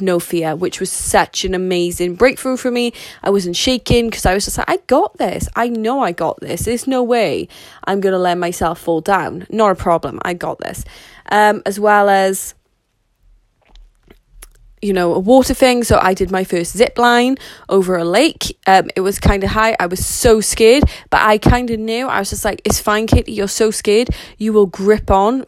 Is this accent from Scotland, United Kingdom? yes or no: no; Wales, United Kingdom; Considering that I am Welsh, so as a lot of people would say that'd be British, so I live in the UK in a place called Wales